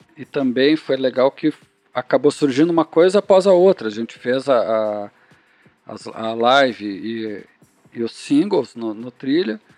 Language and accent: Portuguese; Canoas, Rio Grande do Sul, Brazil; a gente é de Canoas